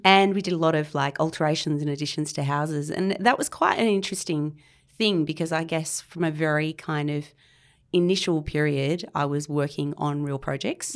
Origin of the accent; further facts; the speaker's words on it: Canberra, Australian Capital Territory, Australia; now in Sydney, Australia; I grew up in Canberra